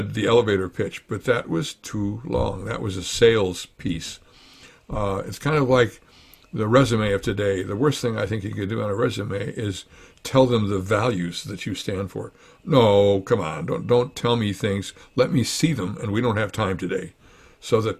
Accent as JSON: {"language": "English", "region": "Wisconsin", "country": "United States", "said": "We're from Wisconsin"}